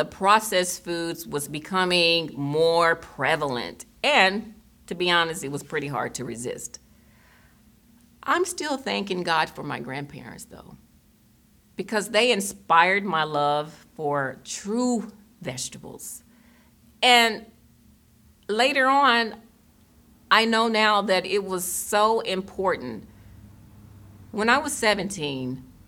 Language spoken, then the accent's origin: English; Tennessee, United States; moved away as an adult; also born or lived in Germany / Boston, Massachusetts; I was born in Germany and raised in Tennessee, and where I'm from, there weren't a lot of vegetarians